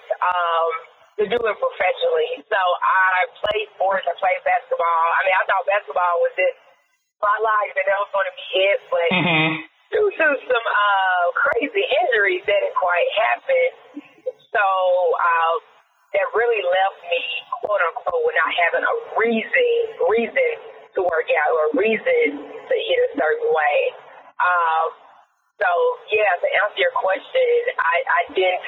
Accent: Memphis, Tennessee, United States; moved away as an adult; now in Tampa, United States; I'm from Memphis, so from the Deep South, right? And I want to say that I definitely grew up like a lot of Black kids, definitely in Deep South

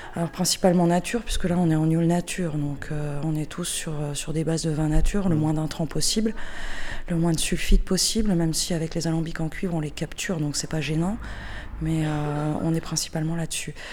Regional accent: Alsace, Grand Est, France; now in Vauvert, France; à la base je suis alsacienne, mais je suis installée à Vauvert, au Diable Vauvert dans le Gard

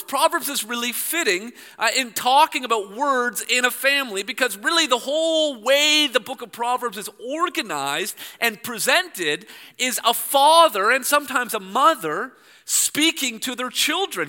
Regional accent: Toronto, Ontario, Canada; I'm from Toronto

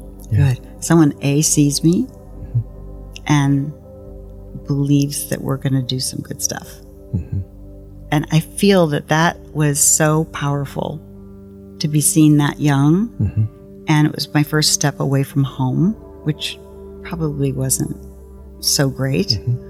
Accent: Ferguson, Missouri, United States; So I grew up in Ferguson, Missouri, North County, St. Louis, and went to University of Missouri, Columbia.

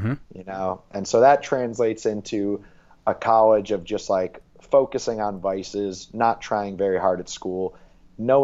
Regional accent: New York, United States; moved away as an adult; growing up in New York

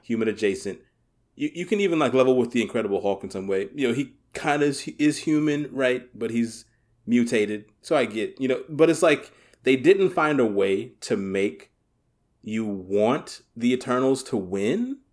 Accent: Southern Louisiana, United States; I grew up in Southern Louisiana

